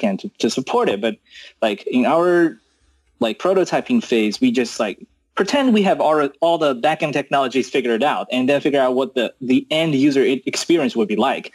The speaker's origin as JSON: {"language": "English", "country": "China", "tie": "born or raised there", "also_born_or_lived": "United States", "moved": "as an adult", "said": "I was born in China and, then I went to US for college."}